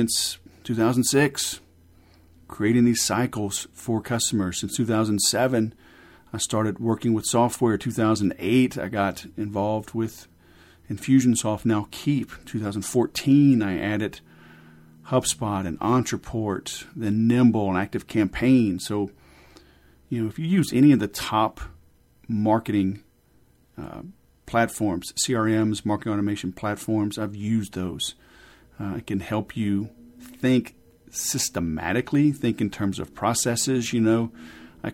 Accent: Louisiana, United States; I grew up in Louisiana, and English was an elective

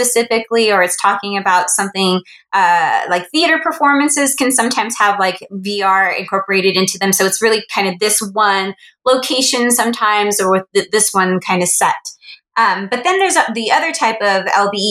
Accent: Los Angeles, California, United States; I am originally from Los Angeles, kind of grew up around entertainment and media

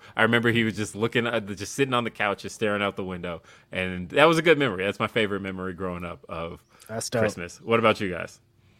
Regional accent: Denver, Colorado, United States; also born or lived in Los Angeles; So I grew up in Los Angeles, and then I moved. I won't say grew up because I moved when I was like 7. So I moved to LA. I moved from LA to Denver when I was 7 years old.

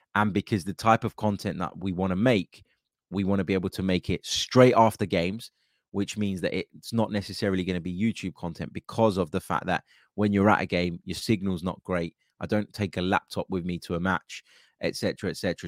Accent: United States; as an American

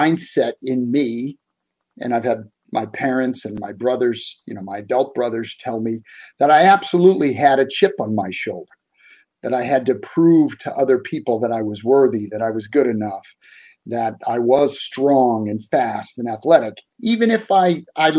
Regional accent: Boston, Massachusetts, United States; moved away as an adult; now in West Virginia, United States; I grew up in South Boston, which most people would never have heard

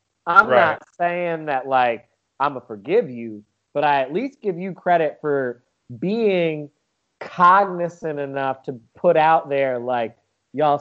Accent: United States; I'm an American

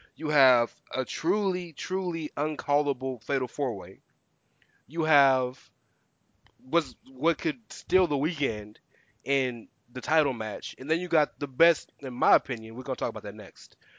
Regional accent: the South, United States; I am growing up in the South

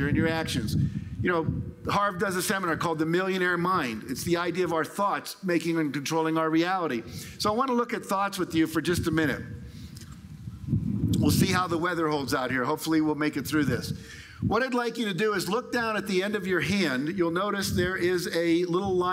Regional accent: California, United States; I'm from California, like Barbara, so we do a lot of weird stuff there

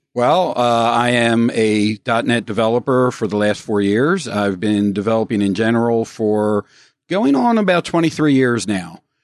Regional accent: Baltimore, Maryland, United States; now in Northern Virginia, United States; I'm originally from Baltimore

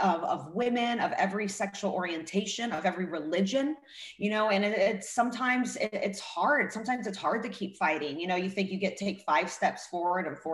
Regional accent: Russia; also born or lived in Hollywood; now in United States; growing up in Russia

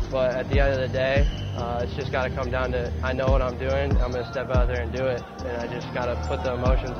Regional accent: Omaha, Nebraska, United States; moved away; growing up in Omaha

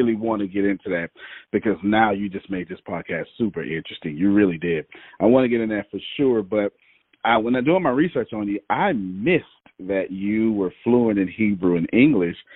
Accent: Galveston, Texas, United States; I was born in America, Galveston, Texas, super-duper poverty

